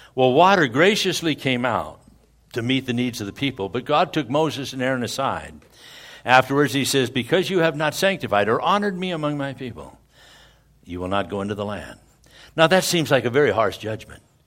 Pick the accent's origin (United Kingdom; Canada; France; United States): United Kingdom; Scotland; I'm a Scotsman, and that's a good Scotsman.